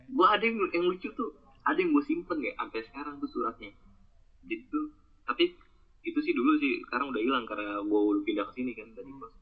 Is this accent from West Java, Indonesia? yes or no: yes; Bekasi, West Java, Indonesia; dia baru tahu kalau misalnya gue orang Bekasi bukan orangnya orang Jawa anjir.